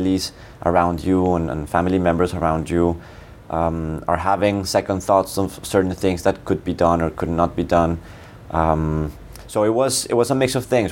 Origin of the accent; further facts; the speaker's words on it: Colombia; moved away as an adult; now in Geneva, Switzerland; I'm Colombian. I was born and raised in Colombia.